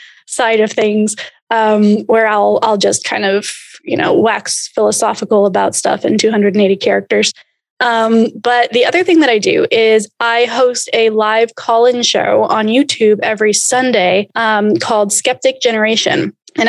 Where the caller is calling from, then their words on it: Austin, Texas, United States; also born or lived in Portland; I am in Austin, Texas.